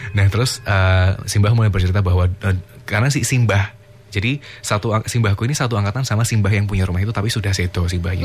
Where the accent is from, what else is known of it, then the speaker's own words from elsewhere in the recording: Yogyakarta, Special Region of Yogyakarta, Indonesia; di kampungku